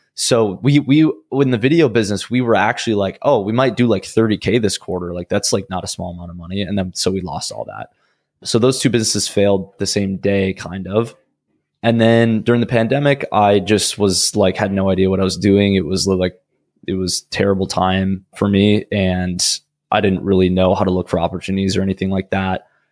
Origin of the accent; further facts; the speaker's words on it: Minnesota, United States; I'm from Minnesota originally